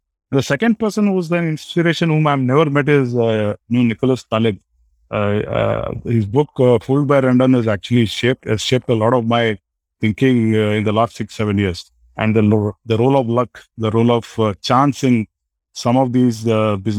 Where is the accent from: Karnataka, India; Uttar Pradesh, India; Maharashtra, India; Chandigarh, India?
Karnataka, India; Belgaum; moved away; I lived in my hometown called Belgaum